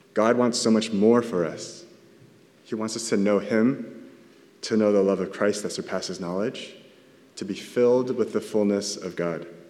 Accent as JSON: {"language": "English", "region": "Southern California", "country": "United States", "said": "I'm from SoCal"}